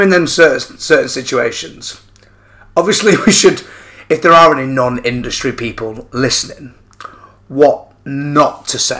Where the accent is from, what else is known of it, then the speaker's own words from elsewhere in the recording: Manchester, North West England, United Kingdom; I'm from Manchester.